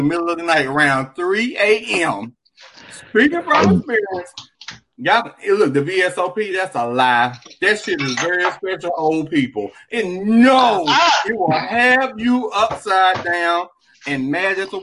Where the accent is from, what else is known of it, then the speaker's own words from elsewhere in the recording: Dallas, Texas, United States; I'm from South Dallas too